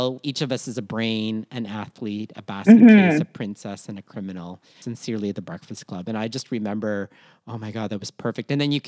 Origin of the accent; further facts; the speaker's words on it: Philippines; part of this collectivist-based culture that we call being Filipino